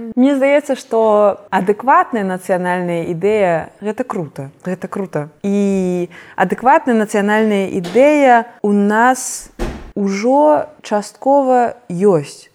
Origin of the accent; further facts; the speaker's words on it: Belarus; я беларуска